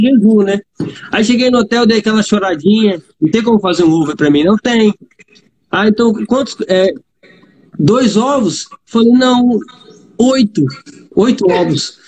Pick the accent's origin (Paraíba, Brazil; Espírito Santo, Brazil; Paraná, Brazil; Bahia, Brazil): Espírito Santo, Brazil; Vitória; Sou do Espírito Santo, Vitória, Espírito Santo.